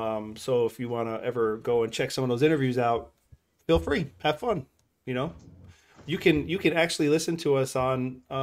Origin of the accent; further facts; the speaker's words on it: Minnesota, United States; from Minnesota.